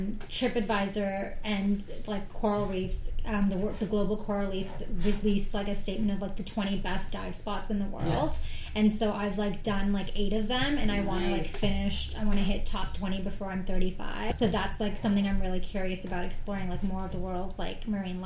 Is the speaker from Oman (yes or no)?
yes; Oman; other than home, which is in the Middle East. I'm from Oman.